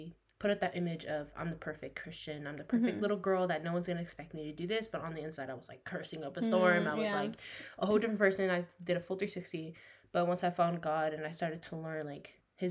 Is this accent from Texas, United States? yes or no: yes; Dallas, Texas, United States; now in Oklahoma City, United States; I was born and raised in Dallas, Texas.